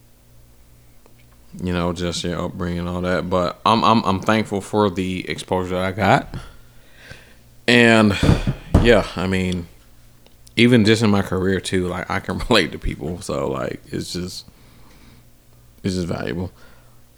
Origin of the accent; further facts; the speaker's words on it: Atlanta, Georgia, United States; moved away; I was from Atlanta